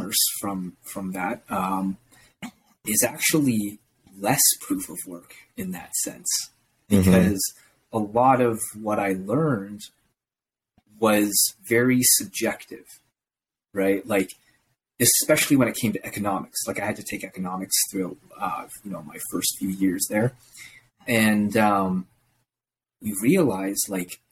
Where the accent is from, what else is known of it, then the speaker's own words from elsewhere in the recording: Toronto, Ontario, Canada; I was born here in Canada in the GTA region and I grew up here, went to school here, high school here, went to university here